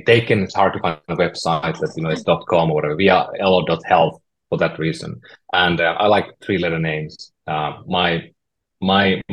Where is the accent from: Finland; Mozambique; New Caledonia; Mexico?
Finland; Oulu, North Ostrobothnia; moved away as an adult; I'm from Northern Finland, you know, the small town called Oulu